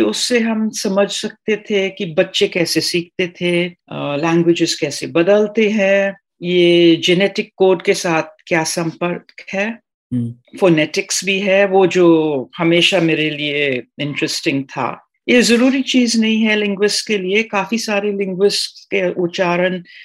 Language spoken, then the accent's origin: Hindi; Trinidad & Tobago; first language Trinidadian Creole; Hindi is a second language; now in India; West Indies में ट्रिनेडाद और मैं पांचवी पीढ़ी हूँ इंडिया से